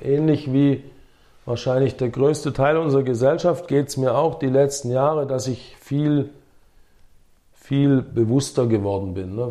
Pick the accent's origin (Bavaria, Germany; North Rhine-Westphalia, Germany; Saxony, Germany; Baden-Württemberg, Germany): Baden-Württemberg, Germany; Herrenberg; first language English; moved away; also born or lived in Sindelfingen / United States; Herrenberg meine Heimatstadt ist